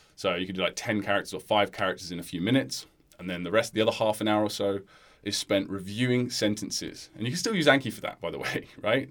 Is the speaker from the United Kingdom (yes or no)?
yes; United Kingdom; as a British person